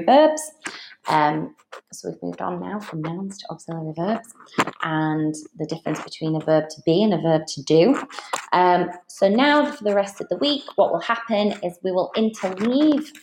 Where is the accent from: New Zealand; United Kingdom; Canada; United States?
United Kingdom; Yorkshire and the Humber; accent: Yorkshire; moved away as an adult; now in Dubai, United Arab Emirates; all the Yorkshire informalities were coming out of my mouth